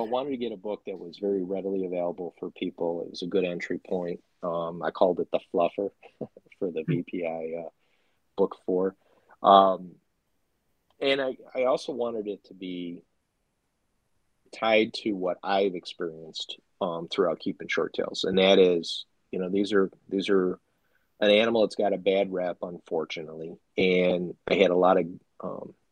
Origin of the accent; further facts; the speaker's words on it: Chicago, Illinois, United States; I'm from Chicago